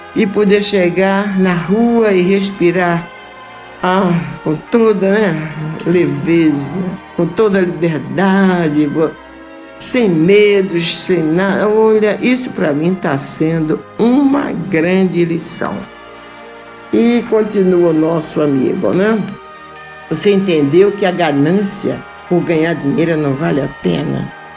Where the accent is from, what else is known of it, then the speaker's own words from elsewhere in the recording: North Region, Brazil; nortista como eu